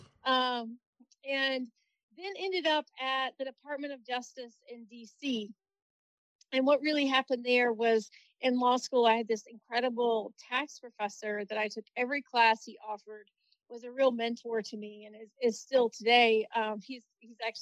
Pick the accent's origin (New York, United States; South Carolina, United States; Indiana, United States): South Carolina, United States; Williston; my hometown of Williston in Barnwell County. Really small town. Grew up there in a double-wide trailer